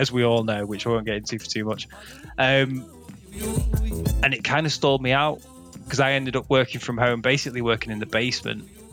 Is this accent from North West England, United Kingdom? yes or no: yes; Macclesfield, North West England, United Kingdom; I'm from Macclesfield, which is like right on the hills where um, people used to throw raves